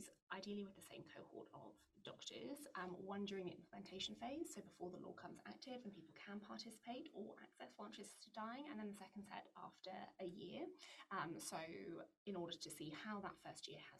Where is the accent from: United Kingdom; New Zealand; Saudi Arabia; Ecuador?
United Kingdom; England; now in Australia; I'm English